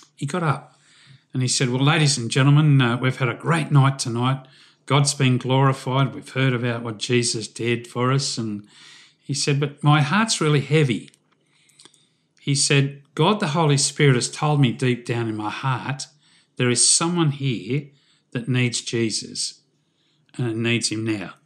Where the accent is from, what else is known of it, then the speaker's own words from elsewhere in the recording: Newcastle, New South Wales, Australia; I was born in Newcastle, which is just north of Sydney.